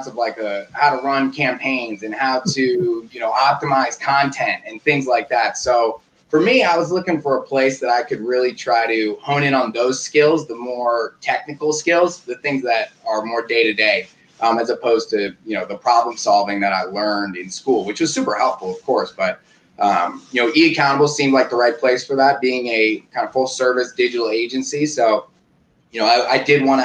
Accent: Oakland, California, United States; Born and raised in Oakland, California

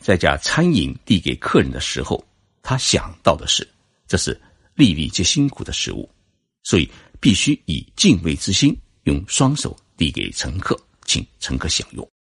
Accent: China; now in Japan; 我会拿我们中国人跟日本人做一比较

